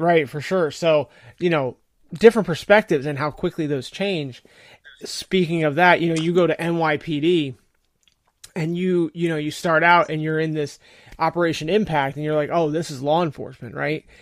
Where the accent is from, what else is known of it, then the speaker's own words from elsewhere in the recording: New Jersey, United States; I grew up in New Jersey